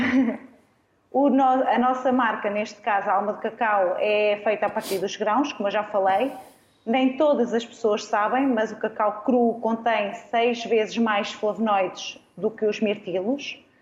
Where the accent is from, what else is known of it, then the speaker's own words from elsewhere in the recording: Arganil, Centro, Portugal; moved away as an adult; also born or lived in Coimbra / Lisbon / Seixal; Eu sou natural de Arganil, eh, estudei em Coimbra